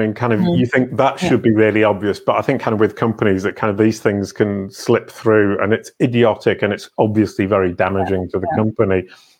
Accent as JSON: {"language": "English", "region": "England", "country": "United Kingdom", "tie": "born or raised there", "moved": "as an adult", "lives_now": "France", "said": "I'm English by birth, brought up in the UK, never really thought about other languages beyond the fact that I had to do French at school."}